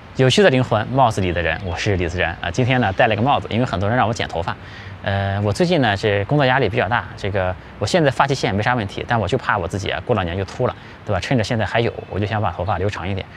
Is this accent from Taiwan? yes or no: no; China; 我们中国人